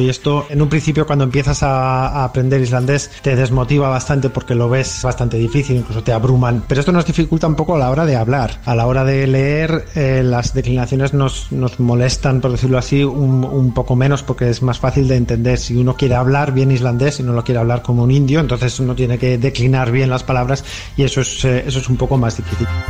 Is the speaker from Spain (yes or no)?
yes; Zaragoza, Aragon, Spain; moved away as an adult; also born or lived in Barcelona; Nací en Zaragoza, en España.